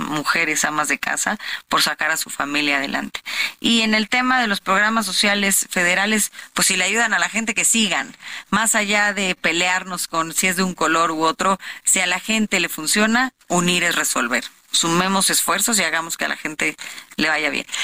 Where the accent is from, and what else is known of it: State of Mexico, Mexico; born or raised there